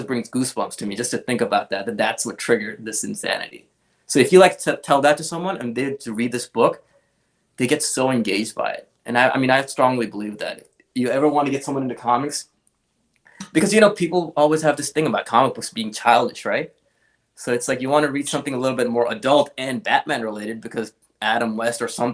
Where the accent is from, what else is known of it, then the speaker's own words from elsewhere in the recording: Pakistan; English is a second language; moved away; growing up in Pakistan